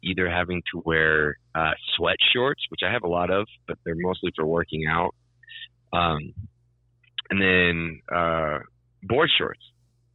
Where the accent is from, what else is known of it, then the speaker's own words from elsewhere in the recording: California, United States; I grew up in California